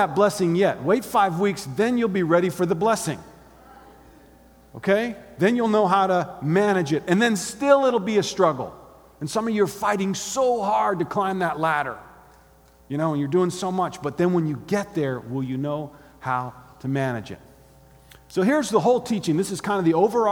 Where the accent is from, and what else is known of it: Gainesville, Florida, United States; born or raised there